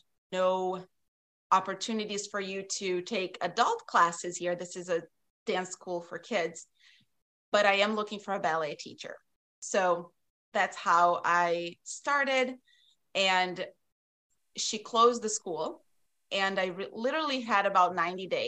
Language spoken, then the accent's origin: English; South Region, Brazil; moved away as an adult; now in Wisconsin, United States; I grew up in Brazil, in the south of Brazil